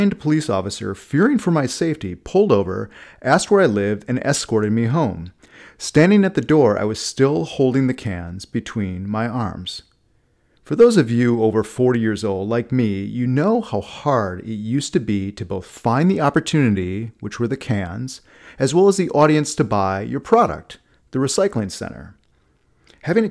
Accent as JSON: {"language": "English", "town": "Milwaukee", "region": "Wisconsin", "country": "United States", "tie": "born or raised there", "said": "As a four-year-old kid growing up in Milwaukee"}